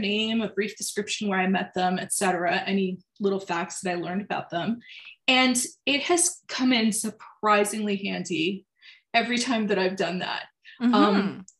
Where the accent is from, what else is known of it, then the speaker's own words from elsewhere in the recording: France; So even though I was from France, we were also like on tour.